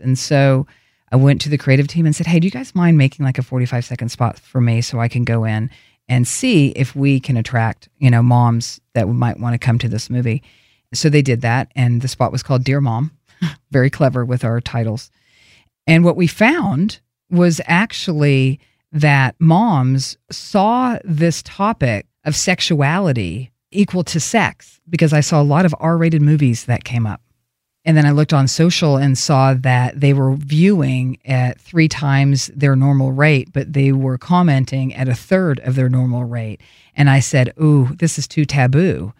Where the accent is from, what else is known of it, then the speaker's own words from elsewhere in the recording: Oklahoma, United States; accent: southern; moved away; I grew up in this little town